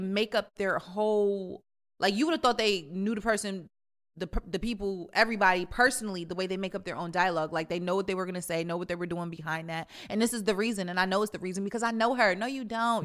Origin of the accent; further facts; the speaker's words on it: Jamaica; I'm Jamaican